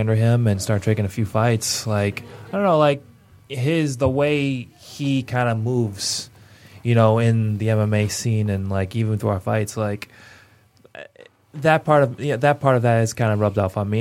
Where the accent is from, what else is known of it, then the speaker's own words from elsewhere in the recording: Pontiac, Michigan, United States; my hometown of being uh, Pontiac, Michigan